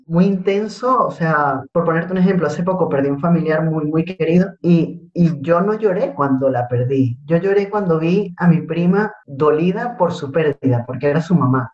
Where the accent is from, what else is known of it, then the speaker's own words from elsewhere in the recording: Venezuela; moved away as an adult; tuve que salir de Venezuela, me vine para acá